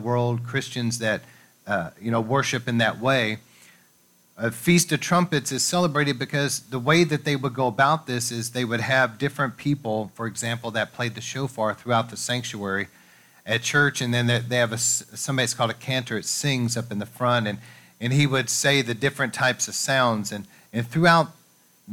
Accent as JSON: {"language": "English", "country": "United States", "tie": "born or raised there", "said": "we grew up here in America"}